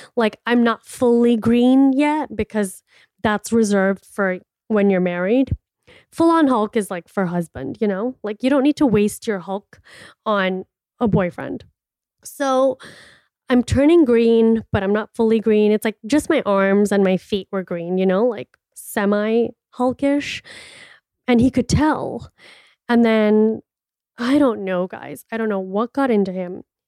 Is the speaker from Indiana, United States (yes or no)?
no; Miami, Florida, United States; moved away as an adult; now in Scottsdale, United States; I am from Miami and it is humid and it is hot over there